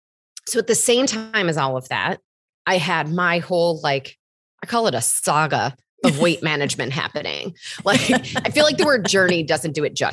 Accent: Michigan, United States; now in New York, United States; I've lived in New York for almost 17 years, but I grew up in Michigan, but I don't really have that Midwestern accent either.

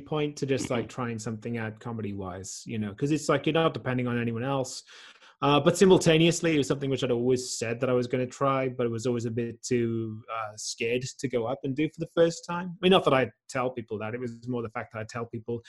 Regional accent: South Wales, United Kingdom; moved away as an adult; also born or lived in London / Australia; now in Netherlands; I grew up in South Wales, and then I lived in London for a while.

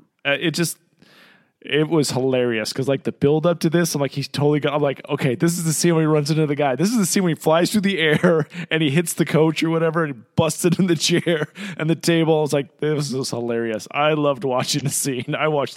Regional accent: New York, United States; I'm from New York, and I'm perfect.

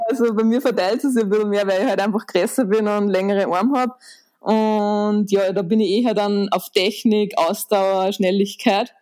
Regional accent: Linz, Upper Austria, Austria; Ich bin in Linz im wunderschönen Oberösterreich geboren

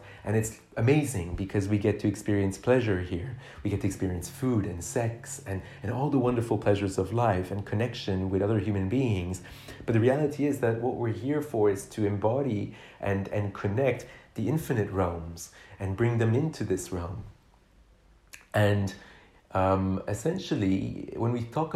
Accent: Canada; I grew up in Canada, a country where we have, you know, we're the second most spacious country in the world after Russia

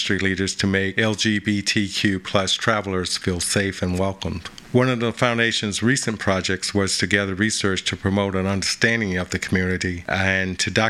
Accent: North Carolina, United States; I did grow up in North Carolina

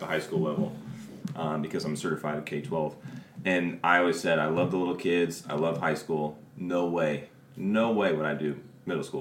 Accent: Springfield, Illinois, United States; I still actually currently live in Springfield

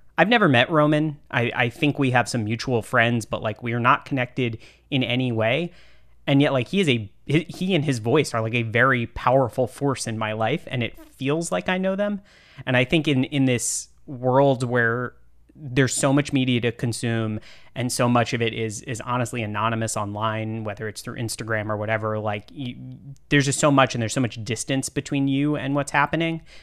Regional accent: Austin, Texas, United States; I'm also from Texas. Um, I'm from Austin.

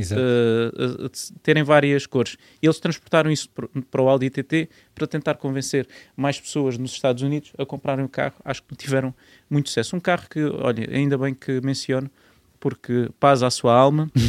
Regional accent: Marateca, Alentejo, Portugal; moved away as an adult; also born or lived in Grândola; now in Lisbon, Portugal; eu nasci em Grândola, Cresci em grande Lote aos 8 anos e depois mudei-me para a zona ali da Marateca, Conselho de Vendas Novas.

